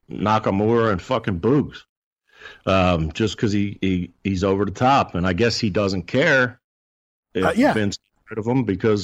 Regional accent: Clifton Heights, Pennsylvania, United States; my hometown of Clifton Heights

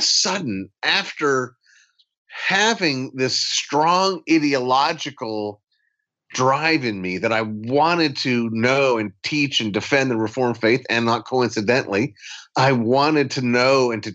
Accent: Ligonier, Pennsylvania, United States; I was raised in Ligonier, Pennsylvania, about an hour southeast of Pittsburgh.

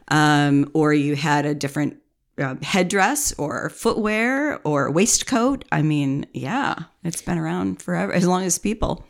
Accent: United States; we're Americans

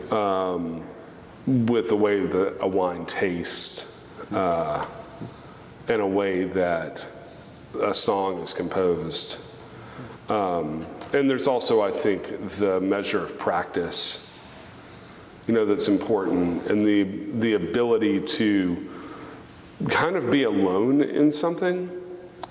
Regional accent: Covington, Louisiana, United States; moved away as an adult; also born or lived in Texas; I spent my childhood in Covington, Louisiana, which is right across the Poncha train from New Orleans

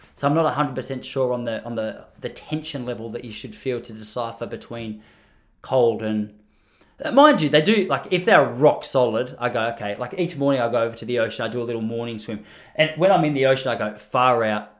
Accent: Australia; I'm speaking as an Australian.

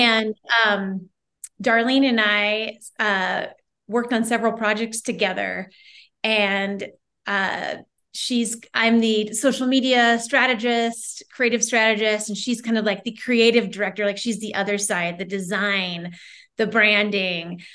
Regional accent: Omaha, Nebraska, United States; moved away as an adult; now in Bend, United States; I live in Bend, Oregon. I'm originally from Omaha, Nebraska, but I fled Nebraska almost twenty years ago

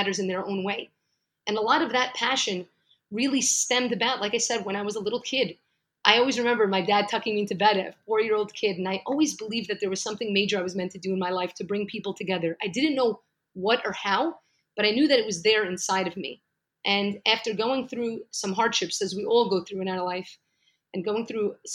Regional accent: New York City, New York, United States; moved away as an adult; now in Jerusalem; So actually, I'm from New York, from Brooklyn, New York. I've lived there for 35 amazing years

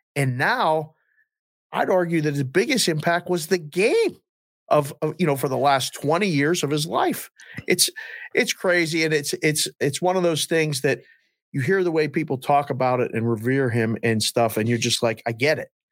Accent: Pittsburgh, Pennsylvania, United States; growing up in Pittsburgh

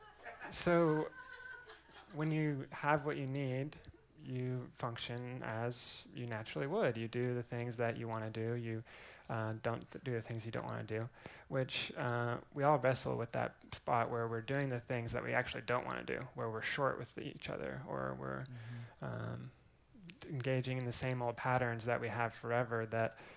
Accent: Eugene, Oregon, United States; also born or lived in Waco, Texas; now in Austin, United States; I'm originally from Eugene, Oregon. Grew up there

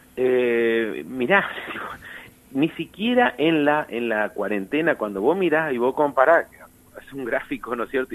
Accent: Argentina

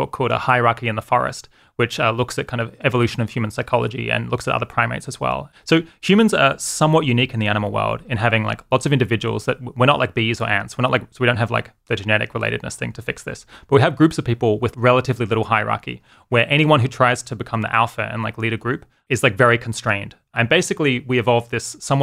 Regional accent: Adelaide, South Australia, Australia; moved away as an adult; also born or lived in Oxford, United Kingdom; now in California, United States; grew up in Australia, lived there for, I guess, until I was 26, and then moved to the UK

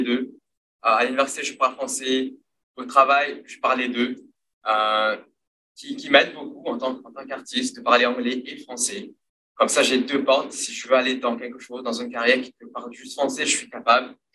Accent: Mauritius; first language Mauritian Creole; French is a second language; now in Ottawa, Canada; l'île Maurice, euh, généralement, on parle de créole, c'est notre langue maternelle à la maison

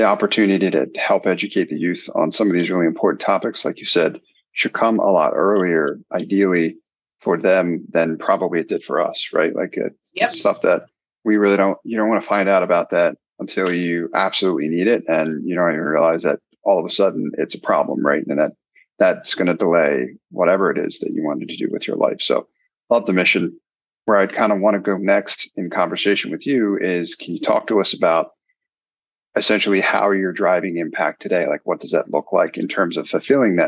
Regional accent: Philadelphia, Pennsylvania, United States; I'm from Philly also, and coming up and studying in school, none of these things really were taught

